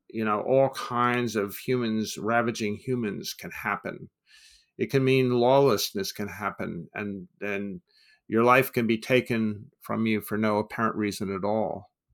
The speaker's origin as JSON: {"language": "English", "country": "United States", "said": "as an American"}